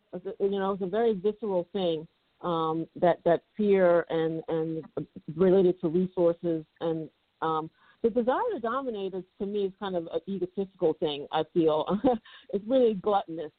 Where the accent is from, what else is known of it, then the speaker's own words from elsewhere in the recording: United States; I'm African American.